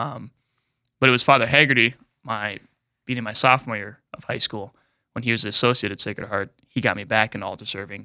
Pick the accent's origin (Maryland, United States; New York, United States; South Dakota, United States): South Dakota, United States; Mobridge; also born or lived in Aberdeen, South Dakota / Saint Paul, Minnesota / Rome; I lived in Mobridge till a f, my freshman year of high school